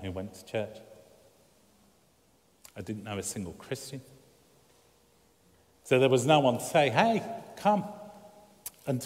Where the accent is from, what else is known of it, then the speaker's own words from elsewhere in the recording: Birmingham, West Midlands, United Kingdom; moved away; where I grew up in Birmingham